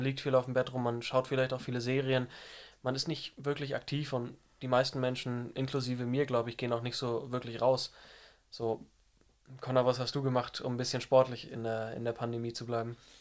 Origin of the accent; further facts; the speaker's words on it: Lower Saxony, Germany; ich komme aus dem Norden von Deutschland, aus Niedersachsen und gehe in der Nähe von Hamburg in der Wulmsdorf zur Schule